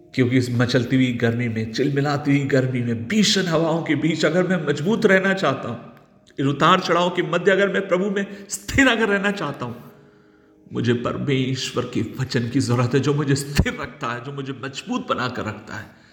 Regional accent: Nagpur, Maharashtra, India; moved away as an adult; now in Pathankot, India; मैं शहर का रहने वाला हूँ नागपुर शहर में महाराष्ट्र में बड़ा पला हूँ

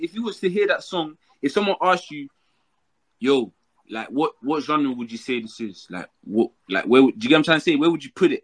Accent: London, United Kingdom; I'm from London. I'm from East London.

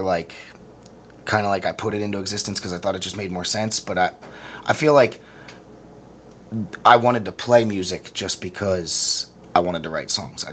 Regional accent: Perkiomenville, Pennsylvania, United States; It's a small farm town about an hour west of Philadelphia. We all went to Boyertown Senior High School

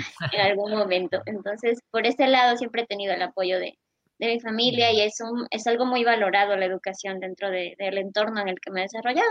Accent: Loja, Ecuador; also born or lived in Espíndola; Yo ya nací aquí en Loja, pero mi familia, pues mis abuelitos, mis papás, son de Espíndola.

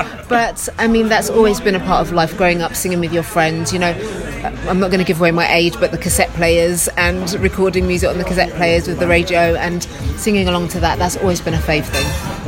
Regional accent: London, United Kingdom; I grew up in Queen's Park initially and then moved to Northwest London in Harrow.

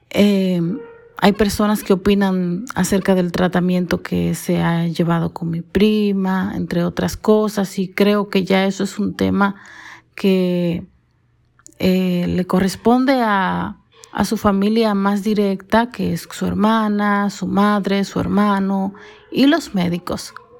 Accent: Dominican Republic; soy dominicana

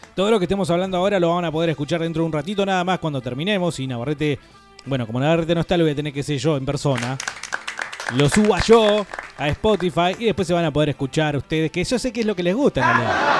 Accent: Argentina; como nosotros diríamos en la Argentina

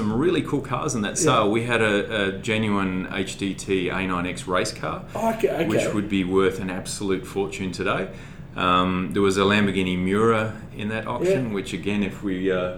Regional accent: Melbourne, Victoria, Australia; moved away as an adult; now in Sydney, Australia; I grew up in Melbourne

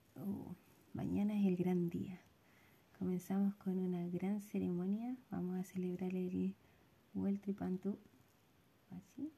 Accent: Santiago, Santiago Metropolitan Region, Chile; si bien tenemos raíces sureñas, pero nos criamos en Santiago

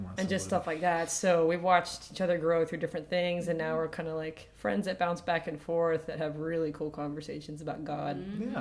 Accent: Florida, United States; also born or lived in Virginia; So I'm 21. I pretty much grew up here for the most part, grew up in the church as well.

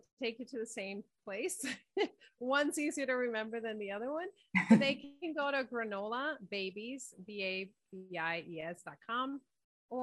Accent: Dominican Republic; I'm from Quisqueya, which is known as the Dominican Republic.

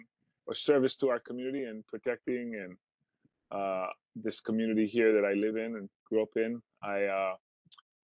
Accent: Maui, Hawaii, United States; Growing up on Maui, it never, ever, ever occurred to me that I would not be able to live here and stay here and remain here.

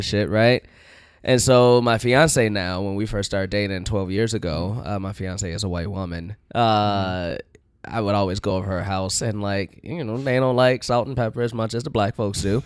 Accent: Chicago, Illinois, United States; Uh, Chicago.

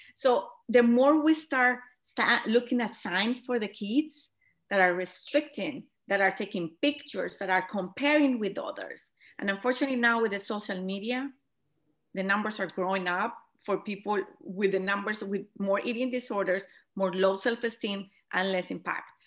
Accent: Colombia; moved away as an adult; now in United States; I am originally from Colombia, as you mentioned it. I moved to United States

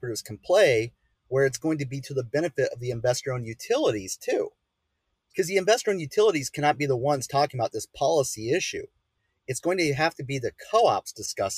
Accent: Illinois, United States; moved away; I'm from Illinois originally

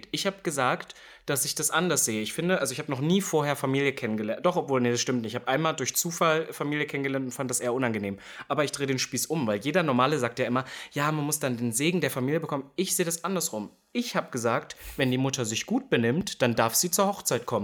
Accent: East Germany, Germany; jetzt kommt wieder das Typische, ich komme aus dem Osten.

